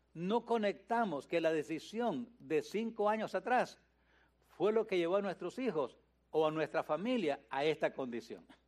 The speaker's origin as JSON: {"language": "Spanish", "country": "Nicaragua", "moved": "as an adult", "lives_now": "United States", "said": "cuando vine de Nicaragua"}